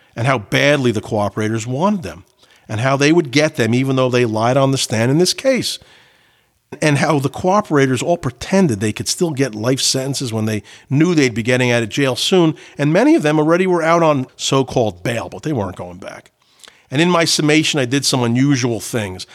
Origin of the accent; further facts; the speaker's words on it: New Jersey, United States; I grew up in Jersey